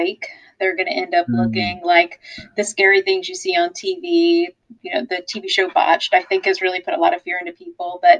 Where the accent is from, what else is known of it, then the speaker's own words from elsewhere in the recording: South Louisiana, United States; now in Florida, United States; I'm from South Louisiana originally.